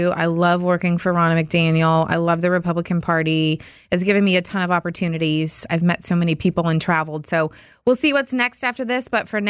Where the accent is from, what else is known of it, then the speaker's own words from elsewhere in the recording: Baraboo, Wisconsin, United States; My hometown is a nice little safe, wonderful community just off Devil's Lake, farm town at heart, but with a lot of flair. And I think it's a great community to grow up in.